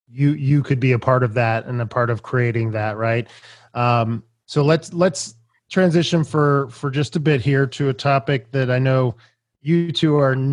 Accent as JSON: {"language": "English", "town": "Atlanta", "region": "Georgia", "country": "United States", "tie": "born or raised there", "said": "I grew up in Atlanta. Um, I went to Stone Mountain High School. Um, I've been here since I was four years old."}